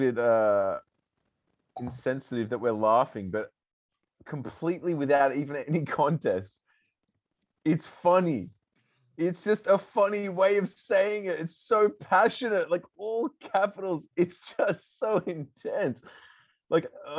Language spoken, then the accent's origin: English; Australia; I'm from Australia